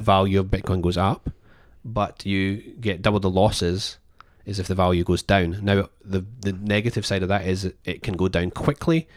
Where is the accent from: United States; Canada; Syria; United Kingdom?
United Kingdom; Scotland; moved away; I'm Scottish